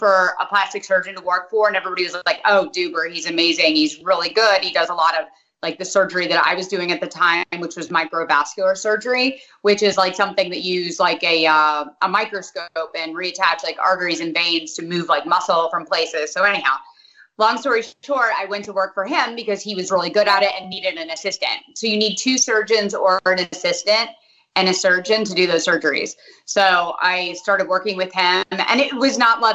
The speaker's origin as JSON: {"language": "English", "town": "Hartford", "region": "Connecticut", "country": "United States", "tie": "born or raised there", "also_born_or_lived": "South Windsor, Connecticut", "moved": "yes", "said": "I was born in Hartford."}